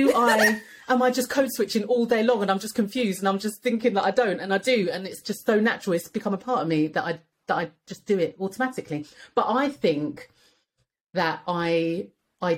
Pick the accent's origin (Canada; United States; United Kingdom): United Kingdom; London; I was raised in Edmonton